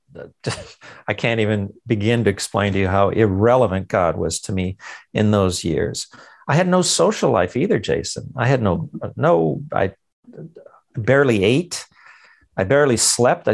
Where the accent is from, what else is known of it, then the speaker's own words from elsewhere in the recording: Los Angeles, California, United States; I was born in East LA, in the Mexican barrio.